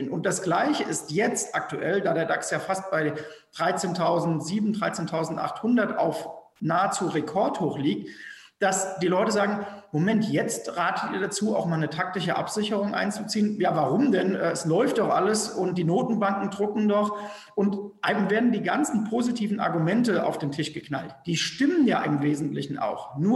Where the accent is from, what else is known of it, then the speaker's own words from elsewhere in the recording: North Rhine-Westphalia, Germany; ich komme aus dem Rheinland, bei, bei uns sagt man, dumm schwätzen zu lassen.